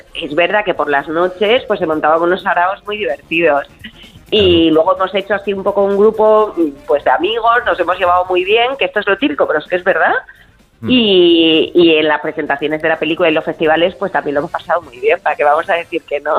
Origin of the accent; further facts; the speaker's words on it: Fuerteventura, Canary Islands, Spain; Yo soy majorera de Fuerteventura, de hecho estoy aquí ahora.